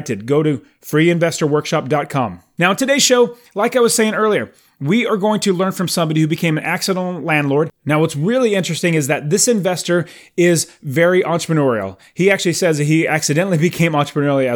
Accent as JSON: {"language": "English", "town": "Phoenix", "region": "Arizona", "country": "United States", "said": "I'm from Phoenix, but I'm in South Carolina on a four-week fantastic trip with my family"}